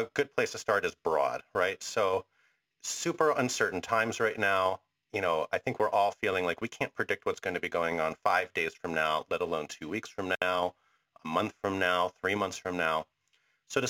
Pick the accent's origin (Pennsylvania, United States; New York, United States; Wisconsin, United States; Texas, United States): Pennsylvania, United States; Philadelphia; over my years growing up in Philadelphia